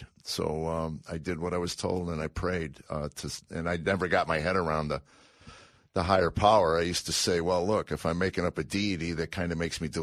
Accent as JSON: {"language": "English", "town": "Chicago", "region": "Illinois", "country": "United States", "tie": "born or raised there", "moved": "yes", "said": "I grew up in Chicago"}